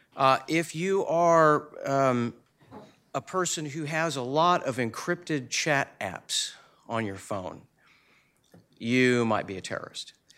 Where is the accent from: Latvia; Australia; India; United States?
United States; Southwest Missouri; I'm from Southwest Missouri